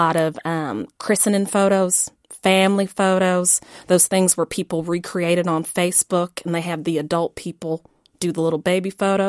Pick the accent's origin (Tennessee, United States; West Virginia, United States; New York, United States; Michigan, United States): West Virginia, United States; Yeager; So I'm from Yeager, West Virginia, small mountain town.